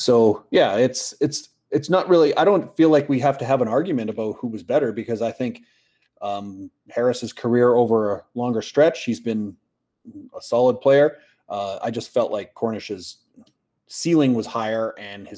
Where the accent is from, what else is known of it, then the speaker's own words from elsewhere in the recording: Canada; we're just very happy as Canadians